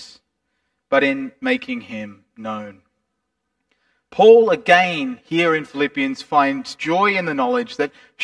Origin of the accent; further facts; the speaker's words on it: Australia; we conduct ourselves abroad as Australians